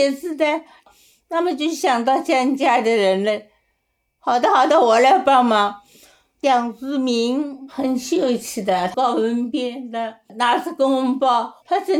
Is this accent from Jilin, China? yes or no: no; Hangzhou, Zhejiang, China; ，快要八十五了。我从小就生在陆家河头。我爸爸从萧山来的，来了以后就到陆家河头了。